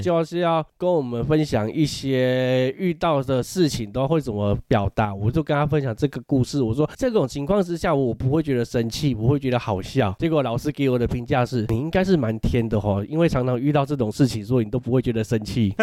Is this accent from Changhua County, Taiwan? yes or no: yes; Changhua County, Taiwan; 如果我们是彰化人嘛